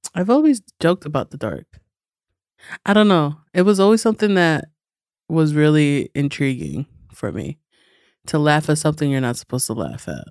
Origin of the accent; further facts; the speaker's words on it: New York City, New York, United States; I'm from, uh, Astoria, Long Island City